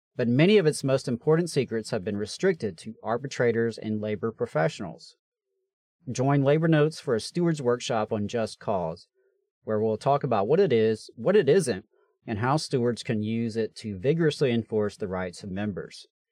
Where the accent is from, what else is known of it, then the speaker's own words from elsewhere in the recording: Meridian, Mississippi, United States; now in Huntsville, United States; in Meridian, my hometown